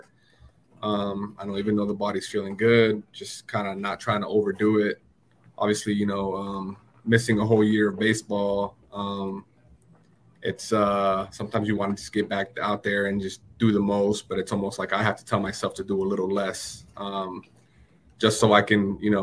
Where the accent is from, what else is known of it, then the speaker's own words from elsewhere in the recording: Orlando, Florida, United States; also born or lived in Miami / Puerto Rico; growing up in Orlando and just being with so many, you know, Hispanics, and then going to school in Miami with Cubans